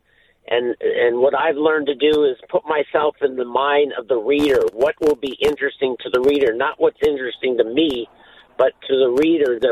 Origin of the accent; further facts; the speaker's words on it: Los Angeles, California, United States; high school, Pauley High in Sun Valley